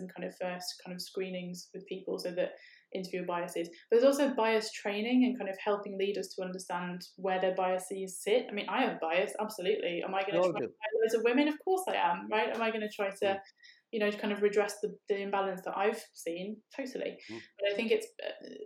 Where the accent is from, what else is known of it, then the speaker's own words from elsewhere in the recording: United Kingdom; we're from Britain